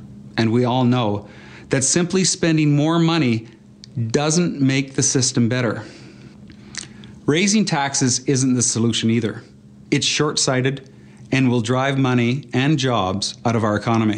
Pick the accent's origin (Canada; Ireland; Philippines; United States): Canada; Fort McMurray, Alberta; I come from Fort McMurray.